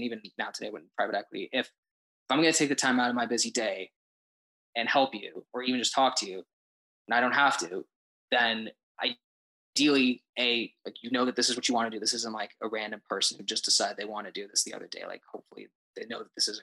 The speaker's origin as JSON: {"language": "English", "town": "Denver", "region": "Colorado", "country": "United States", "moved": "yes", "said": "I'm originally from Denver, Colorado, and I'm currently a junior at my university"}